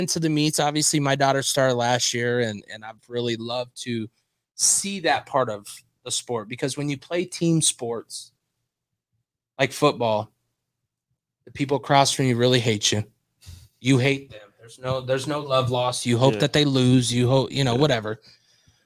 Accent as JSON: {"language": "English", "town": "Omaha", "region": "Nebraska", "country": "United States", "said": "I'm a graduate from Omaha South"}